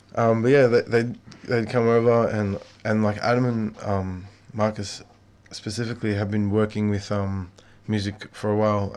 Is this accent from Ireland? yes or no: no; Melbourne, Victoria, Australia; me and some of the boys I grew up with in Melbourne